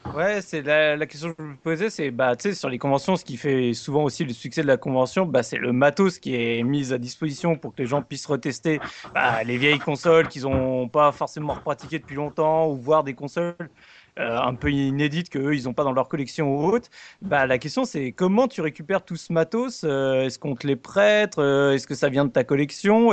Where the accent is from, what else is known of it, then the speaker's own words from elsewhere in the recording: Grenoble, Auvergne-Rhône-Alpes, France; je suis de Grenoble